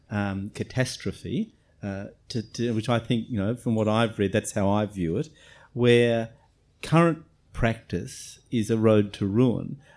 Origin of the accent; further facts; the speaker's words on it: Australia; as an Australian of Irish heritage